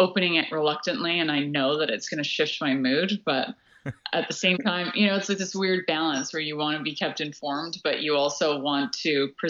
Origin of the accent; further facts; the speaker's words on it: Hawaii, United States; also born or lived in White Rock, Canada; But I was born in White Rock, and we were there, I think, for a month. And then we moved to Hawaii because my grandparents managed a really tiny inn in West Maui.